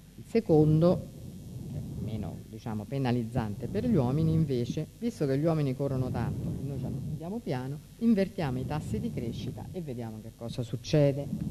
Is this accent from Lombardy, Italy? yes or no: no; Rome, Lazio, Italy; io sono di Roma